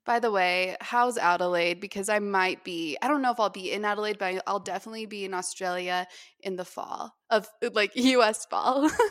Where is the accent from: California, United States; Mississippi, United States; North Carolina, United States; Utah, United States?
Utah, United States; moved away as an adult; also born or lived in Hawaii; I did not appreciate it at all when I was growing up here